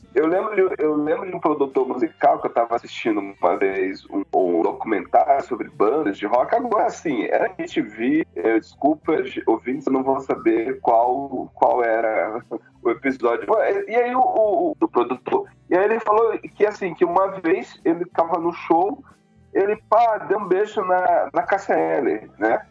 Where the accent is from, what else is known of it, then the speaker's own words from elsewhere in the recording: Pará, Brazil; moved away; also born or lived in São Luís, Maranhão; eu sou do Pará, mas eu, a minha juventude foi em São Luís do Maranhão